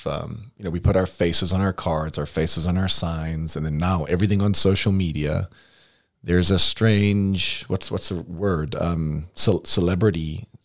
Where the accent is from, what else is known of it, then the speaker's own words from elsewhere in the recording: United States; moved away as an adult; also born or lived in Florida / North Carolina; now in Des Moines, United States; Where are you from? Uh, the Quad Cities.